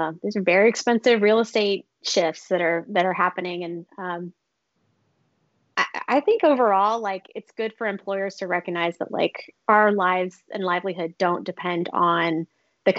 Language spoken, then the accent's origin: English; Clayton County, Georgia, United States; I grew up. I'm from Clayton County, Georgia, which is right next to Hartsfield-Jackson Atlanta International Airport